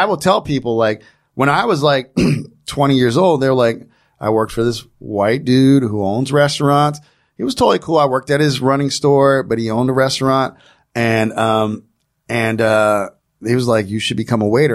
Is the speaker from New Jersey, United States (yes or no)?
yes; New Jersey, United States; I grew up in New Jersey.